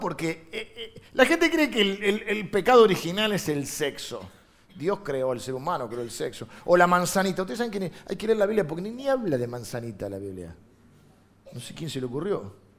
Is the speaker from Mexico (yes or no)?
no; Argentina